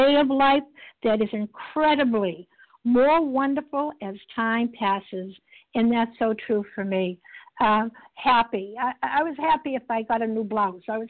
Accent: Boston, Massachusetts, United States; I'm recovered from Boston, Massachusetts, and we tend to talk a little fast

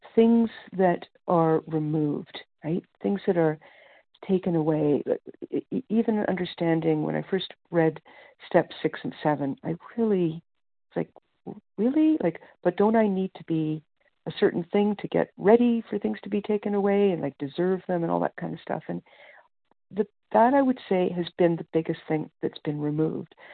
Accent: Canada; I'm from Canada

